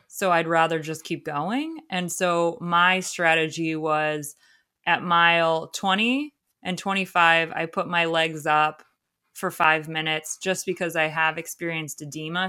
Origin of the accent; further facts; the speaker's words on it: Ohio, United States; moved away; Ohio because that's my home state